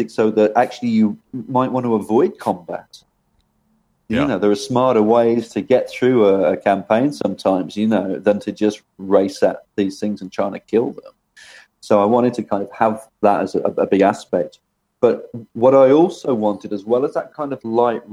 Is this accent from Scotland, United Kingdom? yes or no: no; Birmingham, West Midlands, United Kingdom; I was born in Birmingham in England, and I was born in a place called Moseley